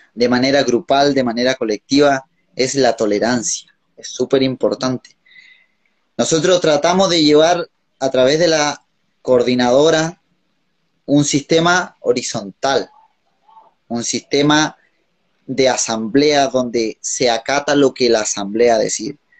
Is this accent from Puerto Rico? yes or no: no; Aysén, Chile; como Aicenino